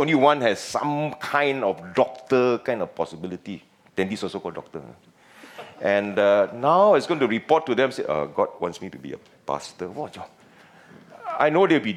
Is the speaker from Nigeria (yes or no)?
no; Penang, Malaysia; accent: Penang slang; moved away as an adult; also born or lived in Singapore; I'm from Penang, and a bit of Penang slang may come up once in a while